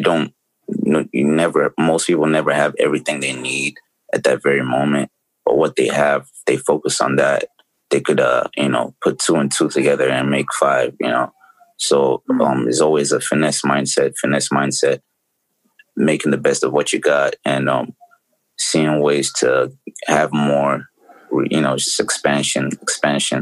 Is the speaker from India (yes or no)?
no; Lagos, Nigeria; moved away as an adult; now in United States; I grew up in Lagos